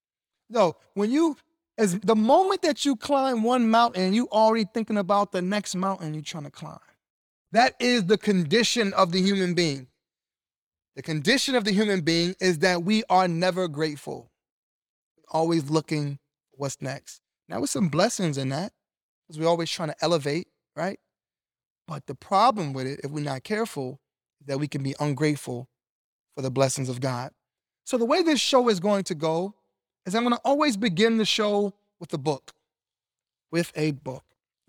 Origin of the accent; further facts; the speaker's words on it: Brooklyn, New York, United States; born there; now in Cleveland, United States; I was born in Brooklyn, New York. Majority of my family is in New York. And I moved here to Cleveland, Ohio with my mom and my siblings.